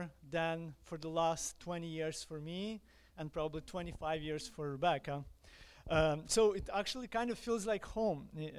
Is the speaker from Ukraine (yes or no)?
yes; Ukraine; accent: Ukrainian; English is a second language; moved away as an adult; If you notice my accent, I am Ukrainian. I was born in Ukraine. But right now, we are what I call missionaries in exile